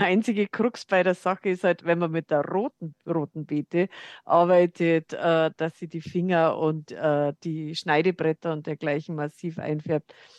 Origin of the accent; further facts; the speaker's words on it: Lower Bavaria, Germany; now in Munich, Germany; Ich komme ja aus Niederbayern, hört man vielleicht